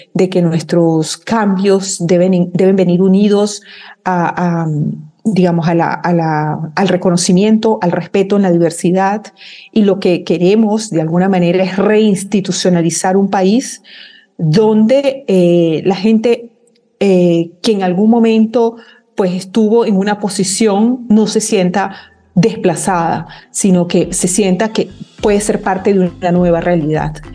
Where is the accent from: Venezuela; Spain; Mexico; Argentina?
Venezuela; nosotros como, como venezolanas y venezolanos